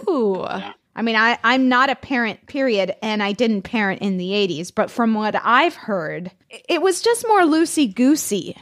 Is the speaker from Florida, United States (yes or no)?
yes; Florida, United States; English is a second language; I'm from Florida